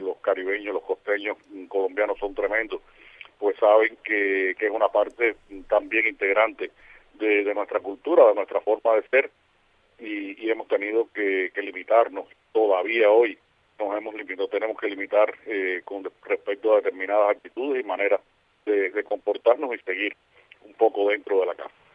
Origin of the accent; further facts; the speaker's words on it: Havana, Cuba; accent: Havana Spanish norm; el lugar donde yo nací, donde vivo